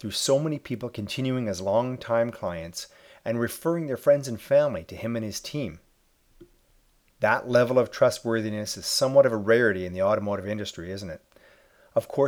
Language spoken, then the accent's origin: English; Edmonton, Alberta, Canada; right here in my hometown of Edmonton, Alberta, Canada